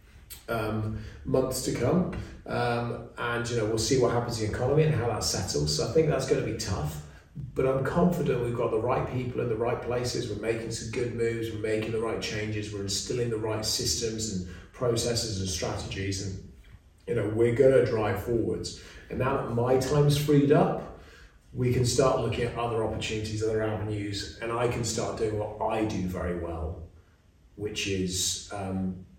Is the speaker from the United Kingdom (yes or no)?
yes; England, United Kingdom; we have as English people